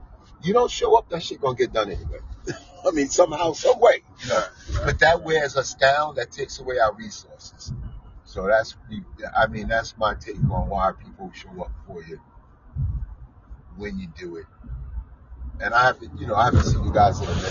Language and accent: English; New York City, New York, United States; I came from Coney Island